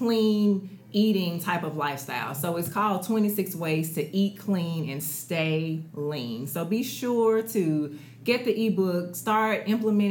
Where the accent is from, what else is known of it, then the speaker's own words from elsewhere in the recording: Memphis, Tennessee, United States; I was born and raised in Memphis